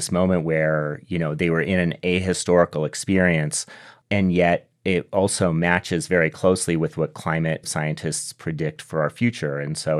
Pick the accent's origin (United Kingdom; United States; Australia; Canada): United States; Southwest; because I grew up in the Southwest, and so I've always been aware of water and drought issues.